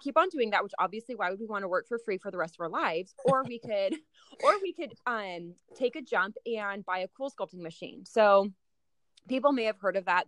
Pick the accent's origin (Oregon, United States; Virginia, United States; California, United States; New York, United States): Oregon, United States; Salem; also born or lived in Minnesota; I grew up in Salem, Oregon